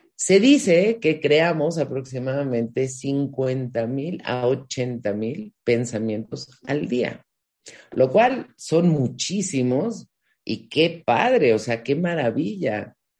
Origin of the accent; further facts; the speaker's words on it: Mexico; yo soy de México y en México se usa mucho este no tienes llenadera